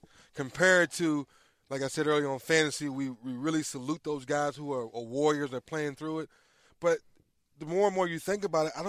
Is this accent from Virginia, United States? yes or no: yes; Northern Virginia, United States; We're from Northern Virginia, right outside of D.C.